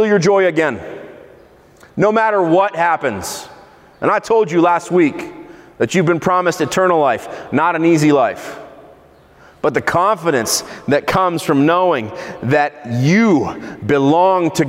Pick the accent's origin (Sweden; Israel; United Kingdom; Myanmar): Israel; in Israel, where I grew up